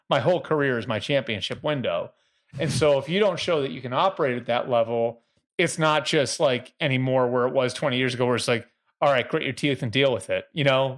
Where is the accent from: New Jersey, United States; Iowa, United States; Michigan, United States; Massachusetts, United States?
Massachusetts, United States; Boston; I'm from Boston area